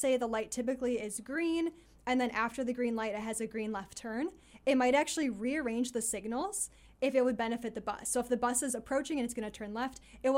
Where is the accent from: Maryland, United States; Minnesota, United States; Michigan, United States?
Michigan, United States; Detroit; where I grew up in Detroit, there's this famous highway called Woodward